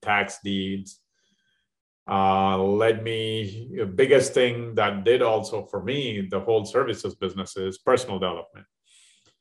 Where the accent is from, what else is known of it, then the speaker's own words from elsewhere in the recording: India; moved away as an adult; now in Dallas, United States; I'm in from India a long time ago, 30 years ago, a little over 30 years